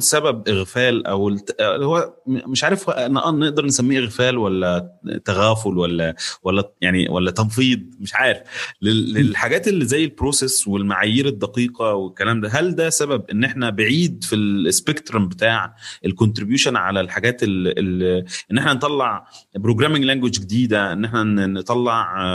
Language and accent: Arabic; Egypt; احنا مصريين